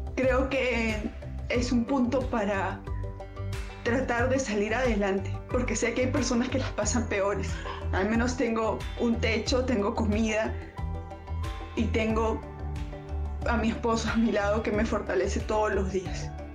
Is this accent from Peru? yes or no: yes; Peru; como mamá, como mujer, como peruana